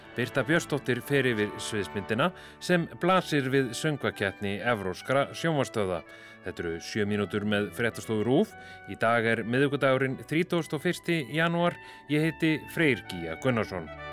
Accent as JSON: {"language": "Icelandic", "country": "Iceland", "said": "við Íslendingar"}